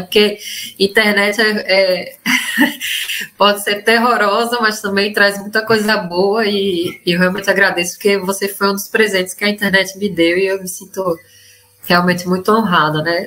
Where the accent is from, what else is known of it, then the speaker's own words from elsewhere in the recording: Northeast Region, Brazil; moved away as an adult; now in Buenos Aires, Argentina; Ela, assim como eu, é nordestina, né? Hoje a live, gente, são duas nordestinas expatriadas